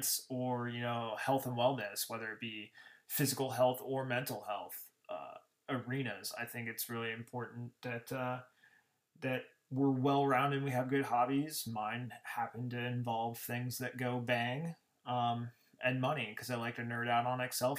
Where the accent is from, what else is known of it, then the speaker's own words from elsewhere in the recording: Glendale, Arizona, United States; I hail from Glendale, Arizona